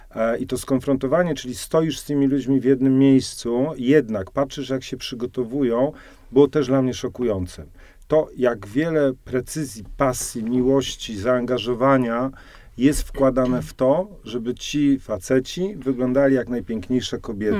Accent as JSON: {"language": "Polish", "region": "Silesian Voivodeship", "country": "Poland", "moved": "yes", "lives_now": "Warsaw, Poland", "said": "Ja jestem krawcem ze Śląska"}